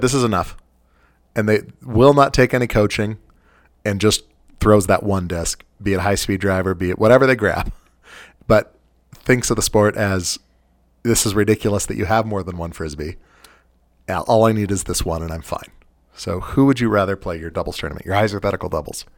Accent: Western United States, United States; also born or lived in California / Utah; And I am from the Western United States. I've spent the vast majority of my life in California and Utah.

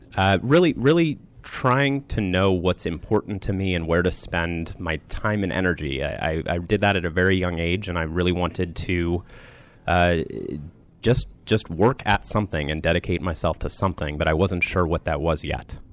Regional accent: Rockville, Maryland, United States; I grew up in the Rockville, Maryland area.

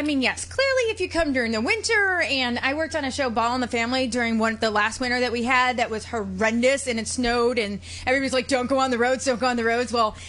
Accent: Cleveland, Ohio, United States; I'm from Cleveland

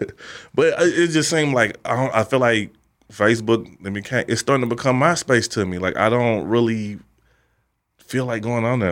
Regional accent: St. Louis, Missouri, United States; I'm from Saint Louis

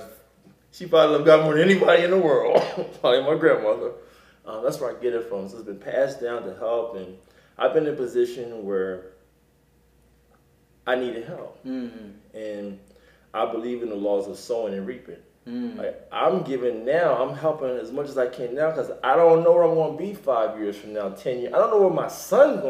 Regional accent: Wilmington, Delaware, United States; moved away as an adult; also born or lived in Philadelphia, Pennsylvania; now in Los Angeles, United States; I'm from Wilmington, Delaware. I was born and raised in Wilmington, Delaware

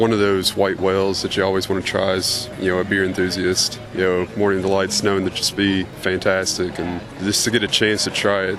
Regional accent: Kentucky, United States; From Central Kentucky.

